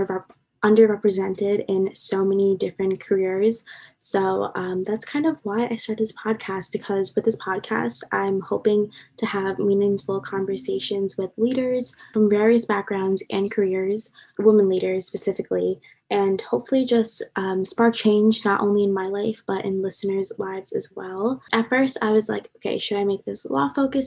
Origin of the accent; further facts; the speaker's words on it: Long Island, New York, United States; moved away as an adult; now in New Jersey, United States; I'm from Long Island, New York, so I'm an out-of-state student